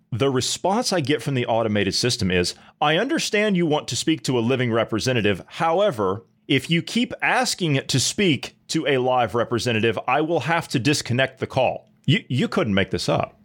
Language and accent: English; United States; moved away; also born or lived in Europe; I, as an American citizen